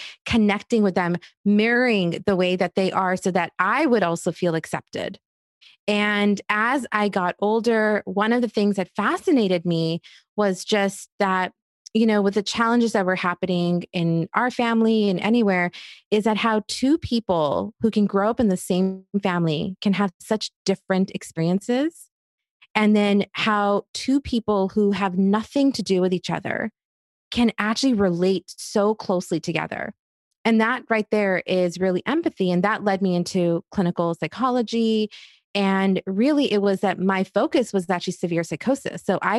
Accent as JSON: {"language": "English", "country": "Egypt", "tie": "born or raised there", "said": "It didn't matter if I was growing up in Egypt, if I was visiting cousins in India or in Queens, New York."}